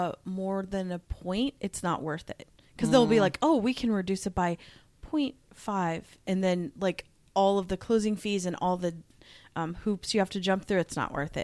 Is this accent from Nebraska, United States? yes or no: yes; Omaha, Nebraska, United States; also born or lived in Redmond, Washington; Because I grew up like in Omaha, I felt rich. Like, we lived in an apartment, and I felt very rich. When we moved to Redmond, Washington, I was like, whoa, this is insane.